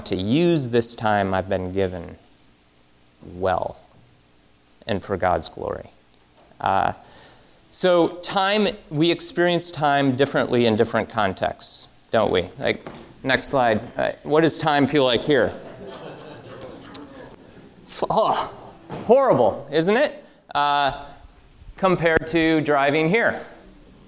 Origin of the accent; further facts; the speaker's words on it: Michigan, United States; moved away; I'm from Michigan